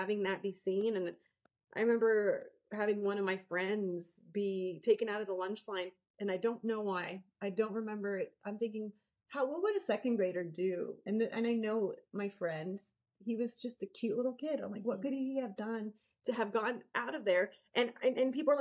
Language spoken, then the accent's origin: English; Arizona, United States; I grew up in Arizona